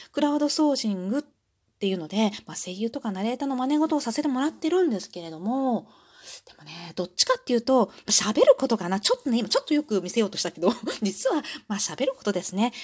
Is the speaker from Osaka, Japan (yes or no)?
yes; Osaka, Japan; 出身地は大阪です